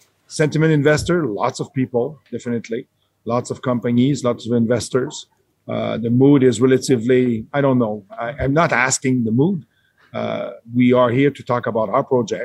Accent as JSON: {"language": "English", "country": "Canada", "said": "I'm a Canadian person. I work in Canada."}